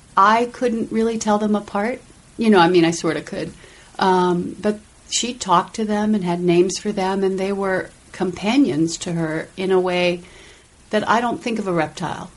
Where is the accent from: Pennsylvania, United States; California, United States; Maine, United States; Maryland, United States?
Maryland, United States; Silver Spring; from Washington D.C. Oh, actually, the Maryland suburbs, right outside the city